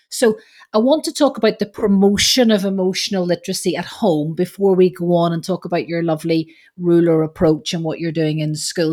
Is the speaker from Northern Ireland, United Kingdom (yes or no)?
yes; Belfast, Northern Ireland, United Kingdom; being Irish